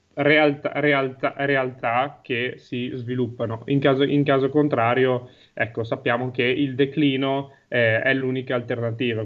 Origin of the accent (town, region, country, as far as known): Guiglia, Emilia-Romagna, Italy